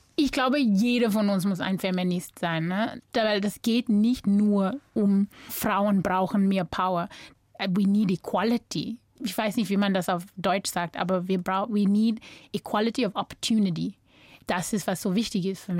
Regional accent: North West, South Africa; German is a second language; moved away as an adult; also born or lived in Cape Town, South Africa / New York, United States / Augsburg, Germany; now in Germany; Ich bin so überall in Südafrika aufgewachsen. Ich bin in Kapstadt geboren. Dann mit sechs Jahren alt sind wir dann umgezogen nach Bob

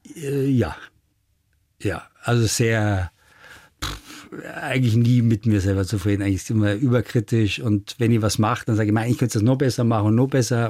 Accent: Germany; bei uns in Deutschland

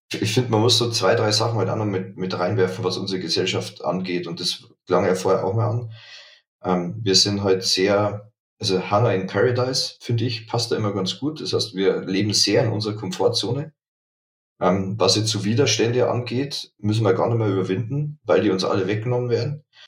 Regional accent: Dingolfing, Bavaria, Germany; moved away as an adult; now in Munich, Germany; ich komme aus Niederbayern, Dingolfing

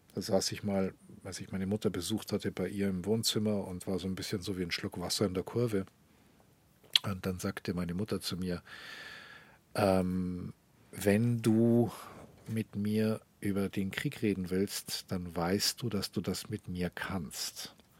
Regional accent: Munich, Bavaria, Germany; first language German; moved away as an adult; also born or lived in Rome, Italy; now in Tel Aviv, Israel; München ist meine Heimatstadt

